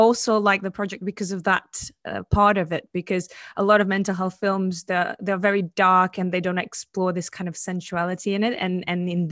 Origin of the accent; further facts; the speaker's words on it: Portugal; I come from a very conservative country. I come from Portugal